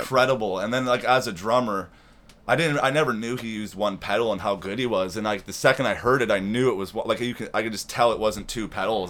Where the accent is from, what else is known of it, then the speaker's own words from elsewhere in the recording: Toronto, Ontario, Canada; also born or lived in Carbonear, Newfoundland / Oshawa; now in Peterborough, Canada; I grew up in Toronto and Oshawa